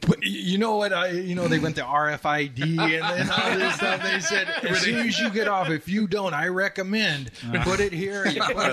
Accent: Grandview, Washington, United States; I grew up in Grandview, Washington, just a little on the east side, just a little town

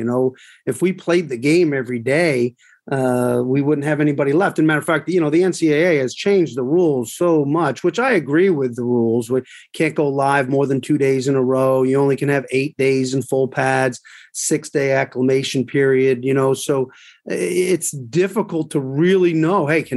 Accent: Northern Vermont, United States; moved away; I'm from Northern Vermont

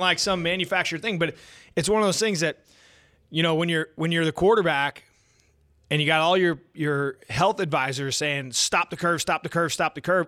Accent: United States; as American people

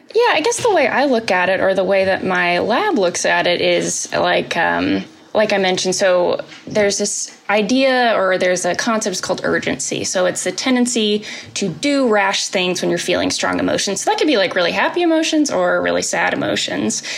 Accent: Indianapolis, Indiana, United States; now in Lexington, United States; I'm originally oh. from Indianapolis

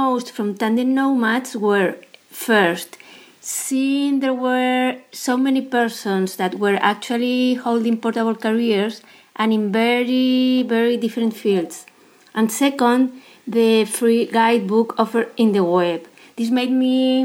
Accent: Madrid, Community of Madrid, Spain; moved away as an adult; also born or lived in South America / Europe / Asia; I'm from Madrid, Spain

